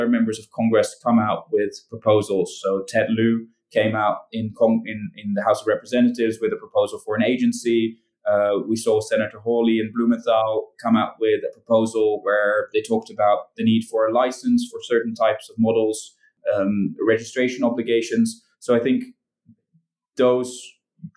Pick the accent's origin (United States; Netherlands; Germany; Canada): Netherlands; I'm from the Netherlands